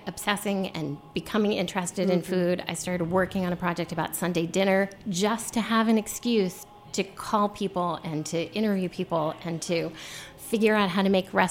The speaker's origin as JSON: {"language": "English", "area": "Shenandoah Valley", "region": "Virginia", "country": "United States", "tie": "born or raised there", "also_born_or_lived": "Los Angeles", "moved": "yes", "said": "I grew up in the Shenandoah Valley"}